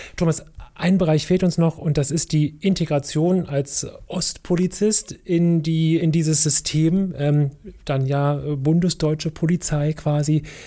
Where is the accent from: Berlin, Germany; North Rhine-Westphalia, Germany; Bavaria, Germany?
Berlin, Germany; Ich bin in Neukölln zur Schule gegangen, in der Karl-Marx-Straße